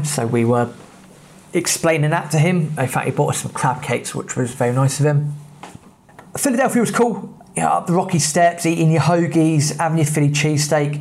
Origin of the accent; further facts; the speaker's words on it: England, United Kingdom; we're English